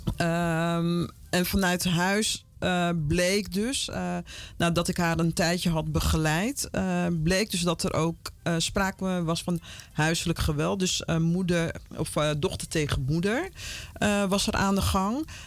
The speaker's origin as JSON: {"language": "Dutch", "town": "Vlaardingen", "region": "South Holland", "country": "Netherlands", "tie": "born or raised there", "also_born_or_lived": "Paramaribo, Suriname / Utrecht / Amsterdam", "moved": "as an adult", "lives_now": "Almere, Netherlands", "said": "ik ben in Eh, Rotterdam, Vlaardingen opgegroeid"}